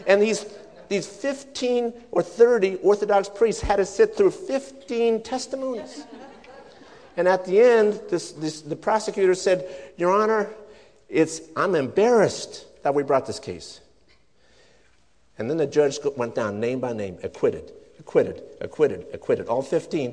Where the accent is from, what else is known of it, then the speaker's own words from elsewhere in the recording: Sweden; now in United States; I'm a Swedish immigrant. I was born in Sweden.